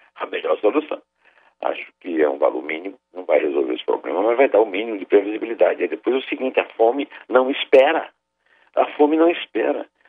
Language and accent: Portuguese; Sertão, Brazil; Eu, como sertanejo, portanto, devoto